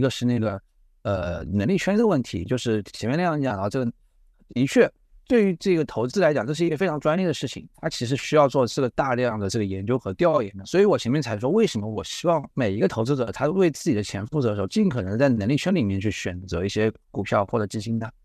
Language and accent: Chinese; southern China, China; 这个我作为南方人，我是不太喜欢吃那个酱的